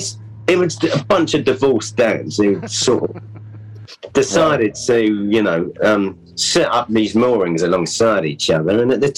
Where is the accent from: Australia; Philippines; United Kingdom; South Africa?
United Kingdom; London; I was within the sound of the bells, if you know what I mean.